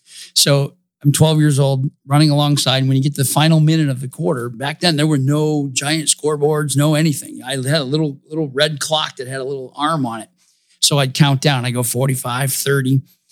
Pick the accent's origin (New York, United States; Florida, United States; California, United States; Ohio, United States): Ohio, United States; Toledo; born or raised there